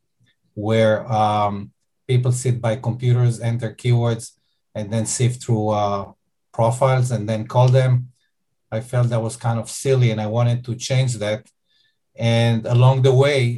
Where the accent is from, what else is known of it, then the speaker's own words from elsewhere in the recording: Israel; accent: Israeli; I'm Israeli, as you may be able to hear from my accent.